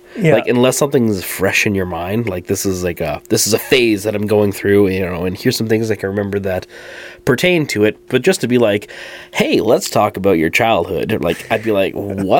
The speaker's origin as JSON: {"language": "English", "town": "Fort St. John", "region": "British Columbia", "country": "Canada", "tie": "born or raised there", "said": "I grew up here in Fort St. John, British Columbia."}